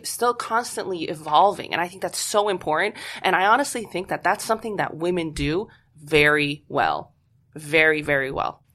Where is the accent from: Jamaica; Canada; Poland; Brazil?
Poland; moved away; I'm originally from Poland